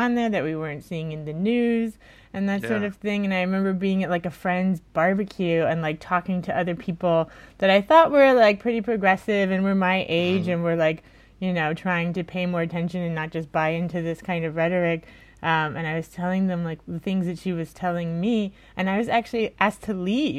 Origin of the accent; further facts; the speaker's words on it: Florida, United States; I grew up in Florida